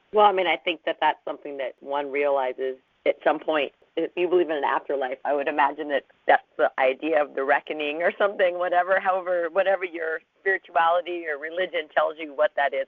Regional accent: Los Angeles, California, United States; I came from Los Angeles

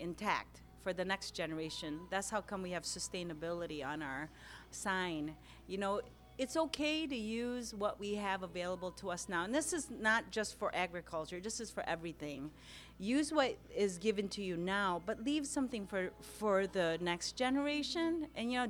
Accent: Lansing, Michigan, United States; also born or lived in Philippines; I grew up here in Old Town, just down here on Turner Street. Moved here from the Philippines in 1972

